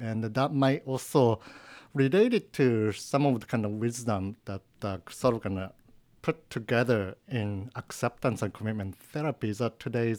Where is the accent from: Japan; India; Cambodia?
Japan; English is a second language; moved away as an adult; now in United States; I'm from Japan. So I was born like in 1974. And then when I was 18, like in 1993, I decided to come into the States is a good idea.